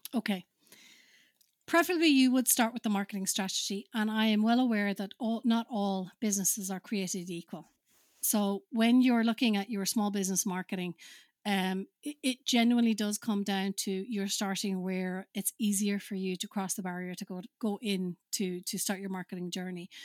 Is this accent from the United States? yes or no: no; Finland; moved away; I'm originally from Finland